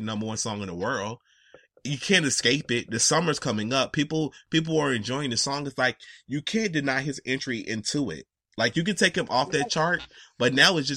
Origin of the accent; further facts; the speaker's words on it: Georgia, United States; I'm from Georgia